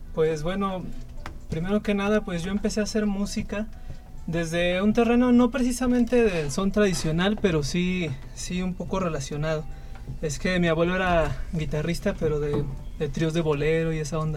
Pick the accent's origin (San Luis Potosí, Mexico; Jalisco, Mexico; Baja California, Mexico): San Luis Potosí, Mexico; soy de aquí de la capital, de San Luis